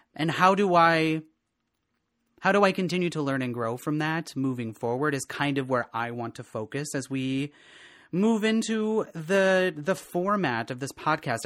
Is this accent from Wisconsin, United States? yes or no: yes; Eleva, Wisconsin, United States; moved away as an adult; also born or lived in Eau Claire, Wisconsin; now in Minneapolis, United States; from a little, a little town in west central Wisconsin called El Tuna